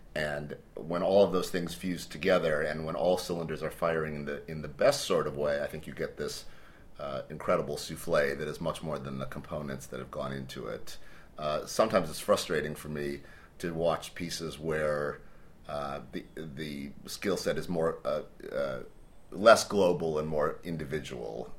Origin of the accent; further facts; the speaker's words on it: Cleveland, Ohio, United States; I grew up in Cleveland, Ohio, in the States